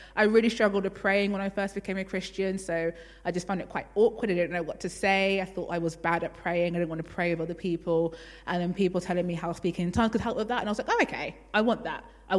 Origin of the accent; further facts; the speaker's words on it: London, United Kingdom; I was brought up in Elam Churches in London, but I didn't really have any interest in God.